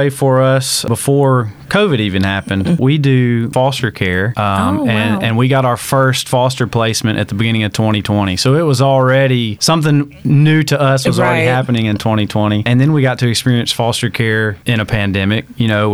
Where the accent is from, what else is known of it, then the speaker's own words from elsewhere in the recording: Tallassee, Alabama, United States; accent: twang; moved away as an adult; also born or lived in Auburn, Alabama; now in Baytown, United States; I'm originally from a very small town in Tallahassee, Alabama